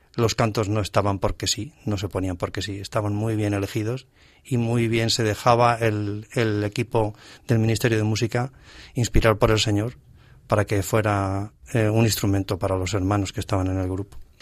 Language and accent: Spanish; Alcorcón, Community of Madrid, Spain; also born or lived in Navalcarnero; nos vinimos a Alcorcón y allí en Alcorcón consigo. Desde entonces, decía prácticamente sí que es ya mi pueblo de corazón donde he crecido y me he casado